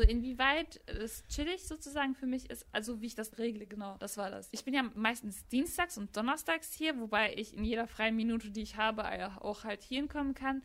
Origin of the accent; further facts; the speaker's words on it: Gladbeck, North Rhine-Westphalia, Germany; in der WAZ-Redaktion bei uns in Gladbeck